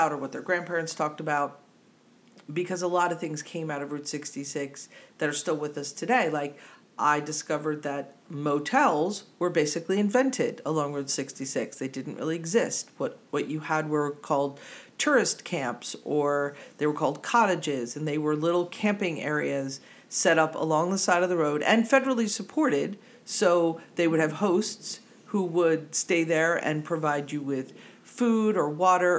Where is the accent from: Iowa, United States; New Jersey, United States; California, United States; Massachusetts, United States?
New Jersey, United States; accent: Jersey; my Jersey accent